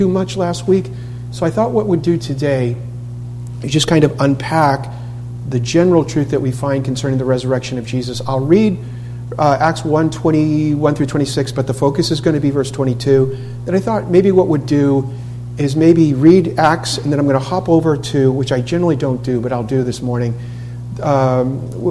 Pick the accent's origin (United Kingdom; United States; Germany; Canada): United States; Boston, Massachusetts; moved away; I'm from Boston.